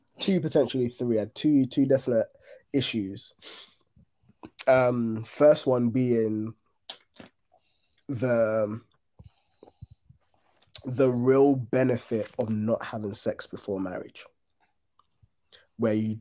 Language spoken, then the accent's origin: English; Ghana; I grew up in Ghana